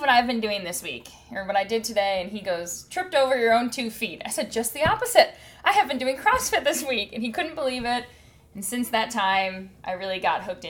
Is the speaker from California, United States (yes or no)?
no; Wisconsin, United States; moved away; I am from Wisconsin, so you may hear my accent